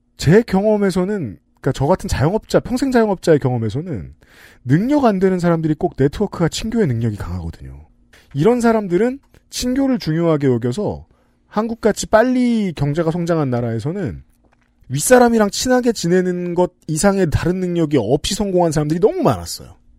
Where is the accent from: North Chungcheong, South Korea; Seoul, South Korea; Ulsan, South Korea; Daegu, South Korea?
Seoul, South Korea; 제가 어릴 때 살던 동네에